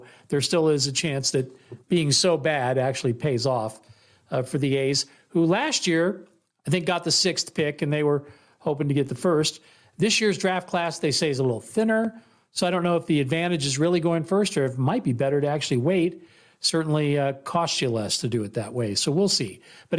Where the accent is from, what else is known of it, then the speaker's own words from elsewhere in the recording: Bay Area, California, United States; now in Las Vegas, United States; I'm originally from the Bay Area, but I live in Las Vegas now